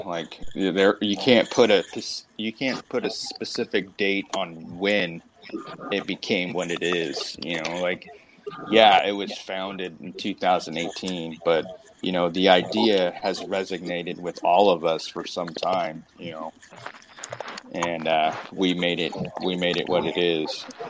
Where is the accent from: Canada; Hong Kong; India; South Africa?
Canada; Well, I'm a Canadian citizen. Why do I need to register, bro?